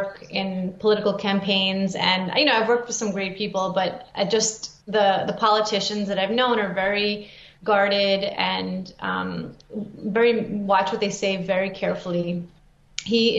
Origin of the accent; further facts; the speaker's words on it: New York City, New York, United States; moved away as an adult; also born or lived in Soviet Union; now in South Florida, United States; I grew up in New York City